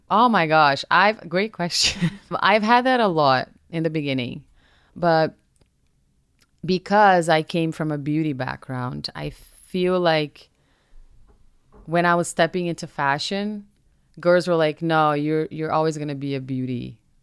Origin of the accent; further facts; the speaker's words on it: Brazil; first language Portuguese; English is a second language; now in United States; I was raised in Brazil and I'm proud of my country